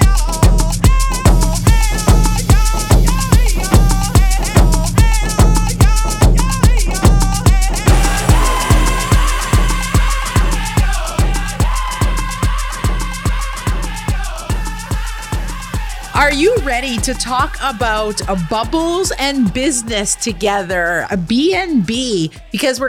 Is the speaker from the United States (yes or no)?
no; Kitigan Zibi Anishinabeg, Quebec, Canada; I'm an entrepreneur from Kittagong, Zibi, Anishinaabe.